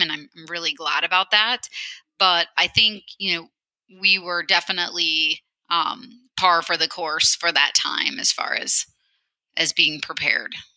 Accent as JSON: {"language": "English", "region": "central Illinois", "country": "United States", "tie": "born or raised there", "moved": "as an adult", "lives_now": "Portland, United States", "said": "I actually grew up uh, on a small farm in a rural area of central Illinois."}